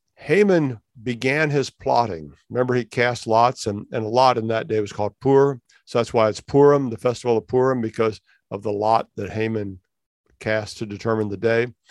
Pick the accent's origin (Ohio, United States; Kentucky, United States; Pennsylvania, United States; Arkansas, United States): Ohio, United States; I have roots in Ohio because I was born in Ohio